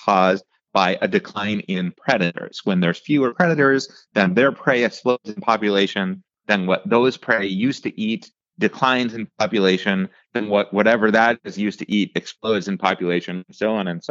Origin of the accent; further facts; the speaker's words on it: outside of Pittsburgh, Western Pennsylvania, United States; moved away; where I grew up in Western Pennsylvania, outside of Pittsburgh